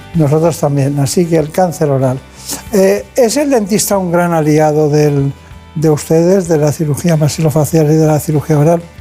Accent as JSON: {"language": "Spanish", "town": "Campanet", "region": "Balearic Islands", "country": "Spain", "said": "Yo de un pueblo que se llama Campanet, en Mallorca."}